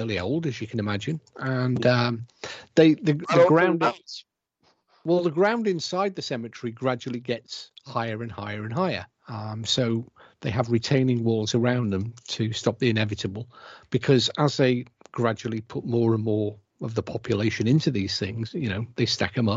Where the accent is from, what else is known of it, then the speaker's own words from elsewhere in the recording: United Kingdom; I'm British